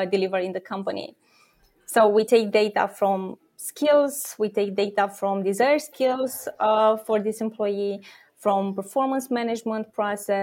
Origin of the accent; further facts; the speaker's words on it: Romania; I'm born and raised in Romania